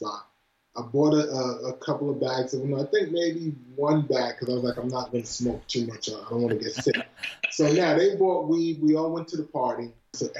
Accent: New York City, New York, United States; also born or lived in Flatbush; I'm from Brooklyn.

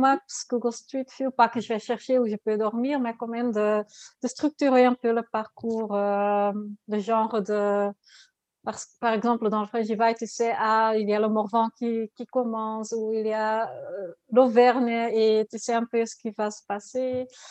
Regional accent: Ghent, Flanders, Belgium; French is a second language; je suis de Gand, de Belgique. Je suis flamande

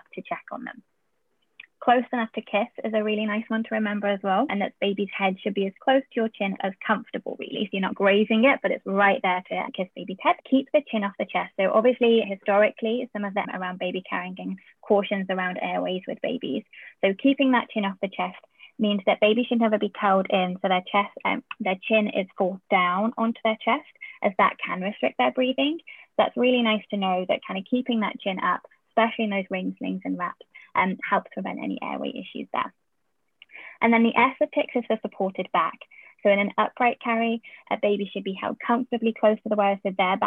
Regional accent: United Kingdom; accent: UK; moved away; my accent that I have in the UK

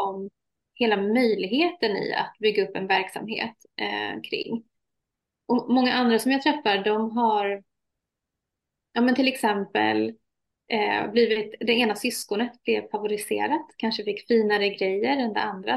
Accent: Sweden; also born or lived in Iraq; Jag är halvsvensk, halvirakier

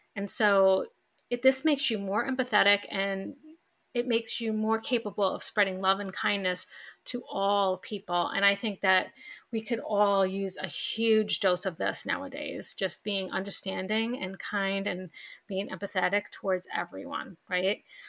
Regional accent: New York, United States; accent: New York; my New York accent just came out

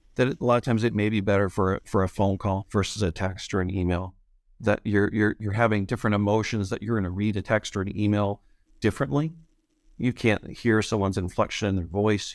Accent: Beaver Falls, Pennsylvania, United States; moved away as an adult; also born or lived in Chicago / Indiana; now in Michigan, United States; I grew up outside of Western Pennsylvania, small town called Beaver Falls

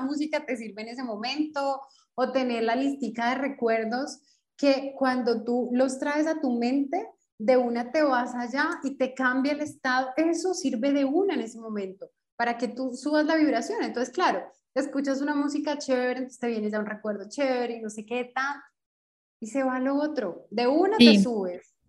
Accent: Colombia; moved away as an adult; now in Brasília, Brazil; Soy colombiana, pero actualmente vivo en Brasilia.

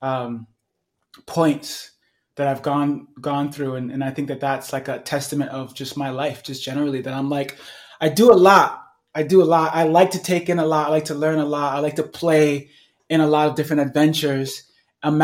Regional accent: New York City, New York, United States; now in Sedona, United States; growing up in Brooklyn, New York

